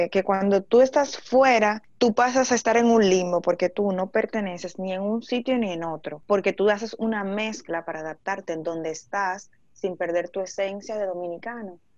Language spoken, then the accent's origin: Spanish; Spain; yo soy español de toda la vida